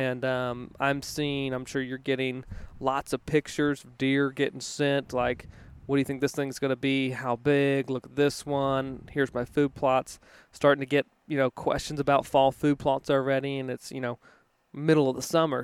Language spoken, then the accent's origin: English; Virginia, United States; moved away; I grew up in in Virginia